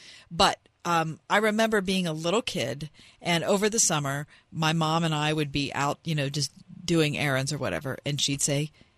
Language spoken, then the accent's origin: English; West View, Pennsylvania, United States; I grew up in Westview.